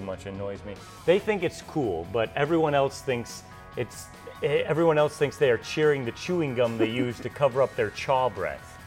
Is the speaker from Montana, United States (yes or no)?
no; Carroll County, Iowa, United States; growing up in Carroll County in the 80s